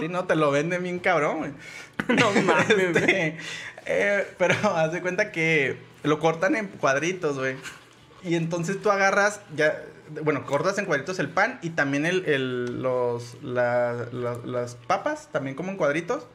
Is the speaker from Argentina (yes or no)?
no; Mexico; somos mexicanos